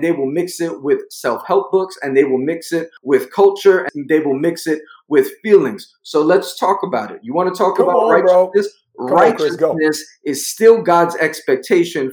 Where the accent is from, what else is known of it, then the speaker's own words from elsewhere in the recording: New York, United States; I'm from New York